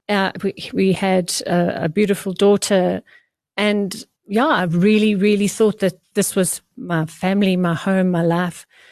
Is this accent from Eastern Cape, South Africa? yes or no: yes; Port Elizabeth, Eastern Cape, South Africa; I was born in Port Elizabeth